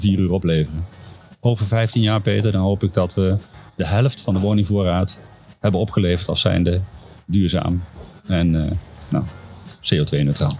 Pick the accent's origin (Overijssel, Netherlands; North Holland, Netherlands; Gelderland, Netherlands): Gelderland, Netherlands; Duiven; mijn geboortedorp Duiven